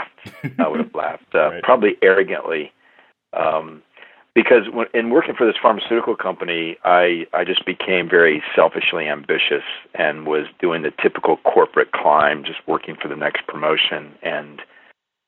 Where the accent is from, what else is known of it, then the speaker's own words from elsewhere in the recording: Midwest, United States; I'm from the Midwest